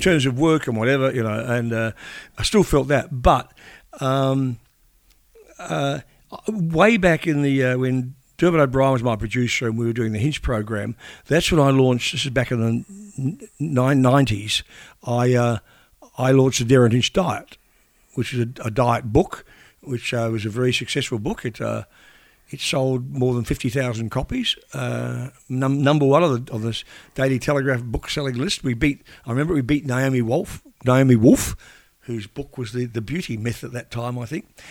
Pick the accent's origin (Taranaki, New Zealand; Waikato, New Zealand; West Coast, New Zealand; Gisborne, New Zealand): Taranaki, New Zealand; New Plymouth; now in Australia; growing up in New Zealand